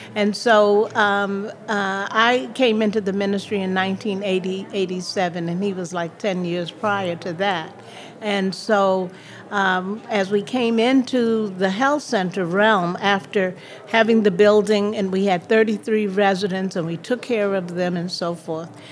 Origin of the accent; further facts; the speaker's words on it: New York City, New York, United States; moved away; also born or lived in Miami, Florida / Peekskill, New York; I grew up um, in Harlem, New York, there and uh, went to Florida